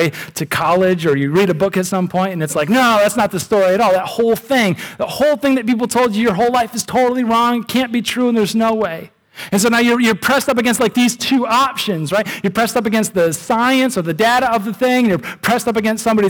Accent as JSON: {"language": "English", "country": "United States", "said": "I'm an American"}